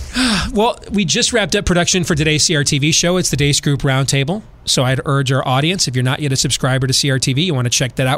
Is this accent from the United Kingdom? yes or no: no; Iowa, United States; also born or lived in Florida / California / Midwest; I'm from Iowa